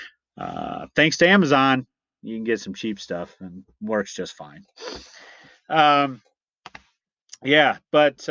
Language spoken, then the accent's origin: English; Iowa, United States; I'm from Iowa